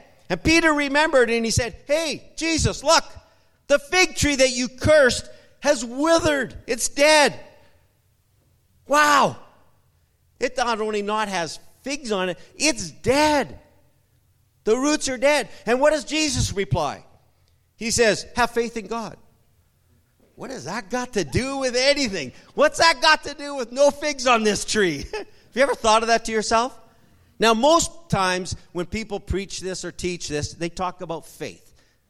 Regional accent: Guatemala; It's like me growing up, being 30 years in Guatemala. I know when there's mangoes on the tree.

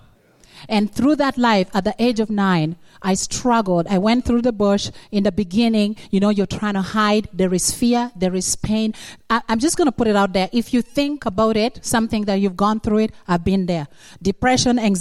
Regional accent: Uganda; moved away; I'm come from Uganda, but when I was 9 in Uganda, I was captured by the rebels

